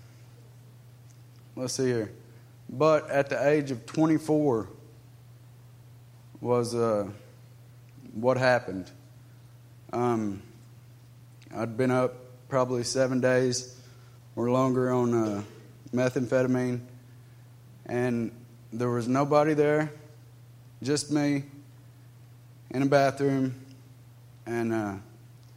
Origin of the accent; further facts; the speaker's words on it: United States; I was raised in Polk County, born and raised